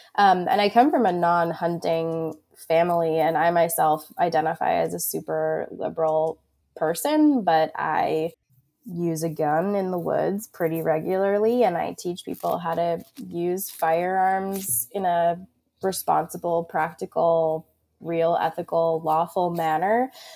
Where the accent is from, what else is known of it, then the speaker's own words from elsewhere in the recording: Long Island, New York, United States; moved away as an adult; now in Vermont, United States; I was born and raised on Long Island, New York, and, and have only ever lived there until I moved to Vermont in twenty thirteen